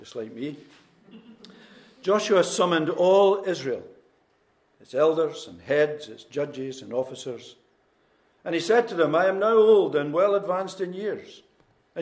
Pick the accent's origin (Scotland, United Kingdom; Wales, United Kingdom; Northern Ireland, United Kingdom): Scotland, United Kingdom; Newtonhill; moved away as an adult; also born or lived in Inverness / Edinburgh / Midlands of England / Belfast; I was born in Newt Hill, born into a mining family. My father worked in Polkemmet Colliery for most of his life.